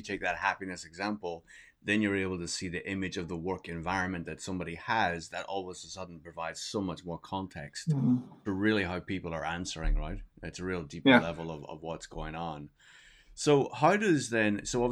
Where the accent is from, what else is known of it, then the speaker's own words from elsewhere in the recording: Belfast, Northern Ireland, United Kingdom; also born or lived in Manchester, England; now in New York, United States; Belfast. But I did spend time in Manchester